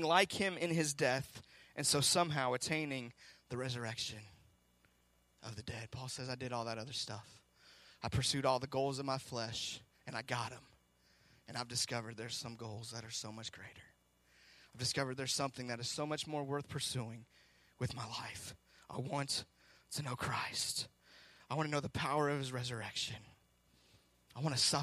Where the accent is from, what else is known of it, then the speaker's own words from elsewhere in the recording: Seattle, Washington, United States; I'm from Seattle.